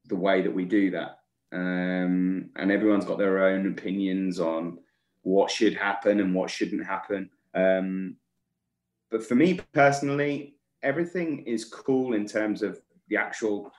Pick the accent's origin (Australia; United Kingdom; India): United Kingdom; England; I'm English